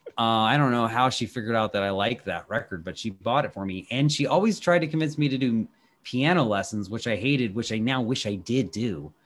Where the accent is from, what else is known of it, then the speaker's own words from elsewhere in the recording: Washington, District of Columbia, United States; my hometown here in Washington, D C